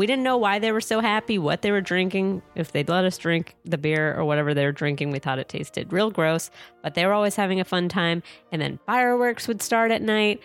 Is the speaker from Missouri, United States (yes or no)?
no; California, United States; I'm from California.